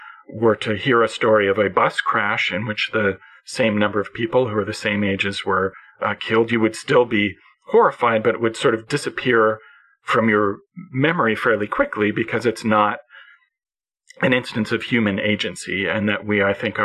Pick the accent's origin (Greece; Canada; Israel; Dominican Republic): Canada; as a Canadian